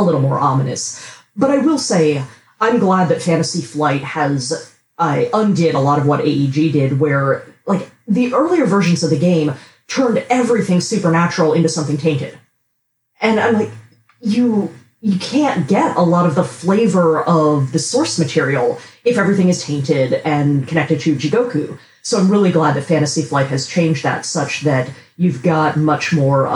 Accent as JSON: {"language": "English", "country": "United States", "said": "I am an English language writer, American."}